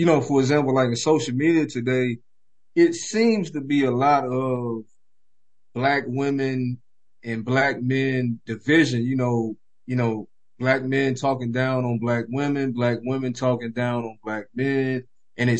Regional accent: Columbia, South Carolina, United States; I'm born and raised in Columbia, South Carolina

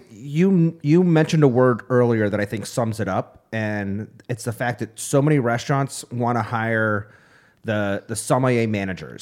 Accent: upstate New York, United States; growing up in upstate New York, I was part of 4-H

